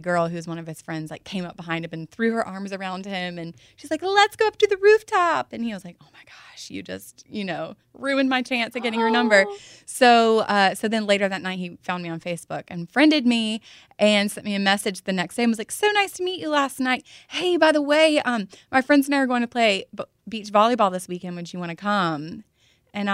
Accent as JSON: {"language": "English", "region": "North Carolina", "country": "United States", "lives_now": "Los Angeles, United States", "said": "I'm from North Carolina."}